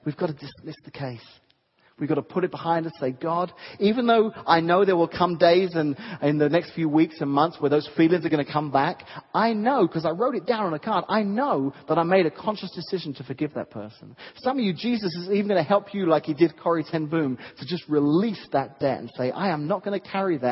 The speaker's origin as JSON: {"language": "English", "region": "England", "country": "United Kingdom", "tie": "born or raised there", "moved": "yes", "said": "I grew up in England"}